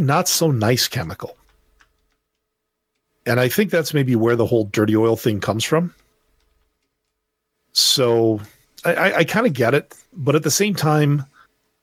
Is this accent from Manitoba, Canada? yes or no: yes; Manitoba, Canada; moved away; also born or lived in Alberta; I was born in Manitoba, which is, well, that's the province that's next door to Ontario